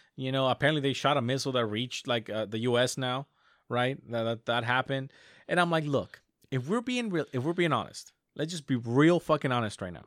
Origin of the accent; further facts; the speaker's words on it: United States; I as an American